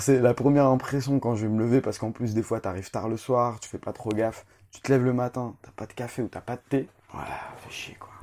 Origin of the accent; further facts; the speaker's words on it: Roubaix, Hauts-de-France, France; also born or lived in Canada; Du nord de la France, évidemment. Je suis né à Roubaix, dans les années 92.